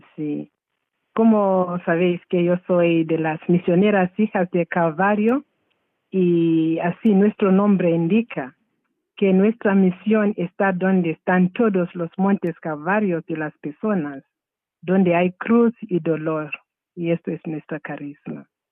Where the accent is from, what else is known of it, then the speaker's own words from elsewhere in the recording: Zimbabwe; Spanish is a second language; moved away as an adult; also born or lived in United States / Italy / Spain; now in Burgos, Spain; yo nací en Zimbabue, en una poblado, un, poblado que se llama Kamatizi